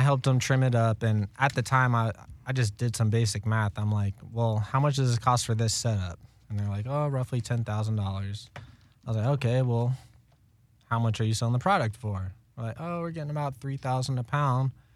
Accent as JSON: {"language": "English", "region": "Florida", "country": "United States", "tie": "born or raised there", "moved": "as an adult", "said": "I grew up in Florida"}